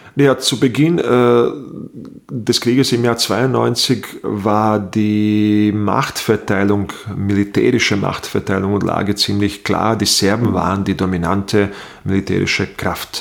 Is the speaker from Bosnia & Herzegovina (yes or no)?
yes; Bosnia & Herzegovina; also born or lived in Burgenland, Austria; now in Austria; ich stamme aus Bosnien-Herzegowina äh, aus dem ehemaligen Jugoslawien, präziser gesagt, weil zu dem Zeitpunkt, dass ich auf die Welt kam und in meiner Jugend gab es noch diesen Staat